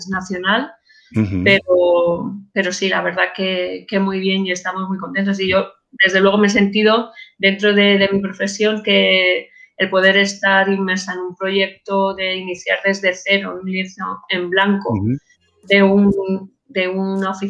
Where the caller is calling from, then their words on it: Madrid, Community of Madrid, Spain; Desde Madrid